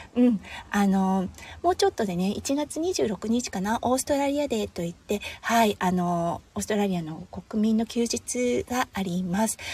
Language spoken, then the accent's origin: Japanese; Tohoku, Japan; now in Australia; 東北出身なので